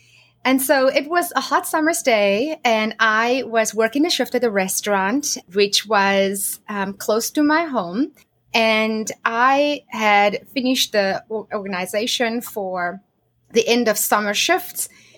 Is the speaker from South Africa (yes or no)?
yes; South Africa; So I grew up in South Africa, and I was born in a small town, and I grew up on a farm with my family.